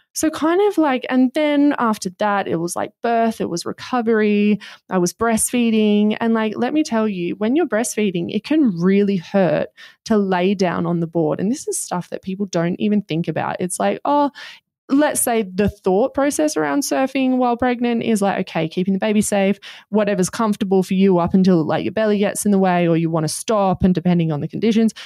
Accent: Australia; We're Australian.

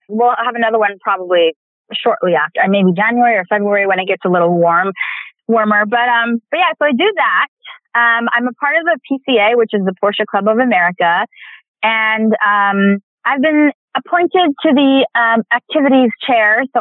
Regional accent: India; I'm Indian. So I'm in, as an Indian actor, there's, there's a few of us.

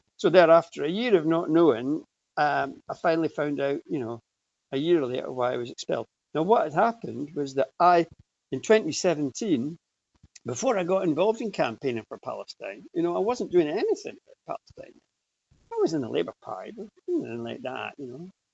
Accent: Aberdeen, Scotland, United Kingdom; when I was a kid, you know, I grew up in Aberdeen.

